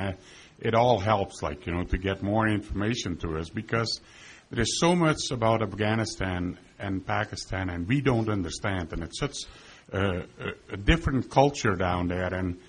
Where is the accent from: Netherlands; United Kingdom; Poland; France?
Netherlands; now in Canada; I'm originally from Holland, and I was born during the Second World War